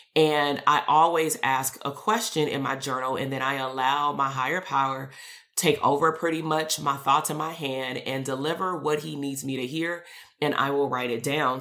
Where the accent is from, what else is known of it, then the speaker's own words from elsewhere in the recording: Compton, California, United States; I'm from Compton. I'm from the hood too.